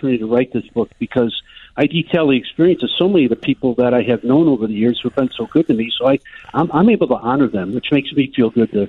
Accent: Chicago, Illinois, United States; growing up in the Scottsdale, Durkin Park, St. Bede's area

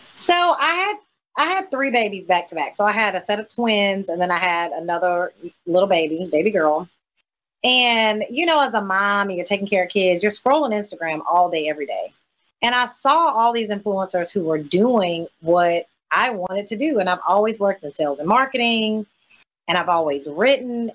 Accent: coastal Mississippi, United States; Sometimes people think I'm from Louisiana, and I, I have to explain to them that well, in coastal Mississippi, we have a huge Louisiana New Orleans influence

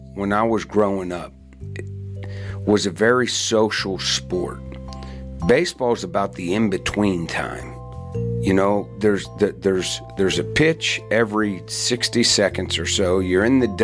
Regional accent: Western Pennsylvania, United States; I grew up in Western Pennsylvania in the 70s, and football was everything there

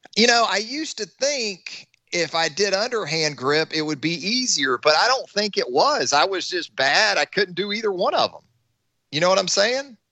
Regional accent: Missouri, United States; I'm from Missouri, which is the Show Me State

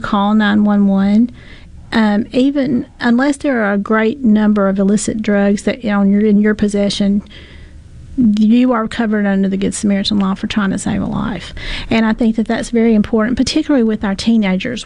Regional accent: the South, United States; we're from the South and we all love each other down here.

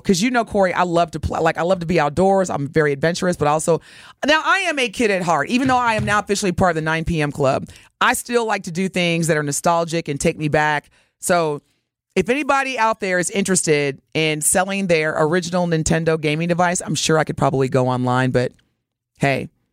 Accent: Evansville, Indiana, United States; moved away; growing up in Evansville, Indiana

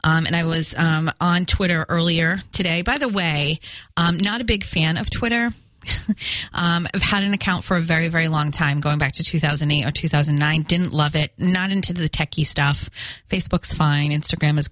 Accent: Fall River, Massachusetts, United States; accent: Fall River; my Fall River accent

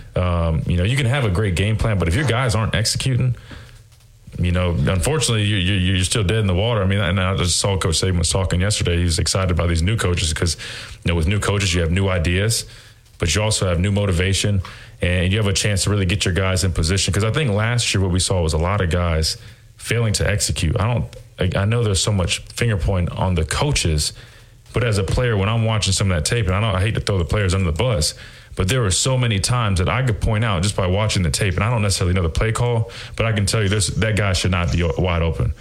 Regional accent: South Carolina, United States; now in Alabama, United States; I'm from South Carolina originally, and uh, I reside in Alabama.

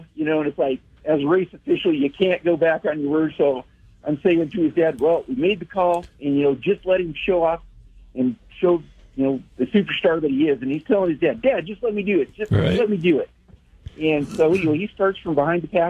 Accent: Wyoming, United States; I grew up in Wyoming

